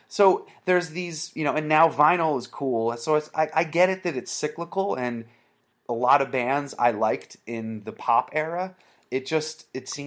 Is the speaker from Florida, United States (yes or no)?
no; Vermont, United States; I grew up in Vermont, and I had hardcore and punk shows to go